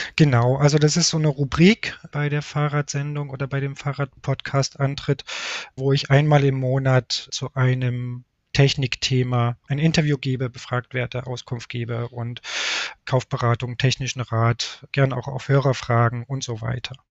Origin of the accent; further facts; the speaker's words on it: Leipzig, Saxony, Germany; now in Munich, Germany; Ich sitze gerade in meiner Heimatstadt Leipzig. Normalerweise bin ich aber in München